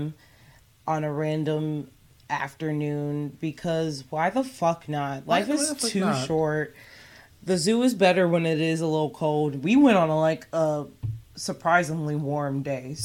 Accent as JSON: {"language": "English", "country": "United States", "tie": "born or raised there", "said": "I was born here. My parents were born here. My grandparents were born here."}